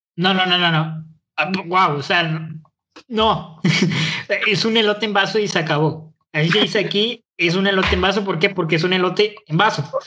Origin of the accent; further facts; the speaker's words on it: Monterrey, Nuevo León, Mexico; accent: norteño; yo crecí aquí, o sea, yo soy regio, yo soy neolonés